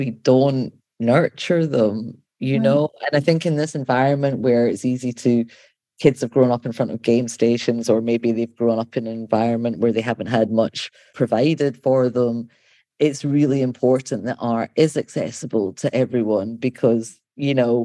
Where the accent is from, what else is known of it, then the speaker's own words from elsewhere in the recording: Scotland, United Kingdom; also born or lived in London; now in Baltimore, United States; I grew up in Scotland